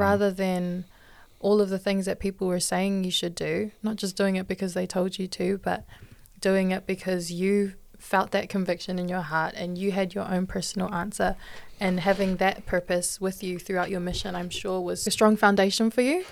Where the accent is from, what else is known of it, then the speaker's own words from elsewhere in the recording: Hamilton, Waikato, New Zealand; I'm twenty-one, born and raised in Hamilton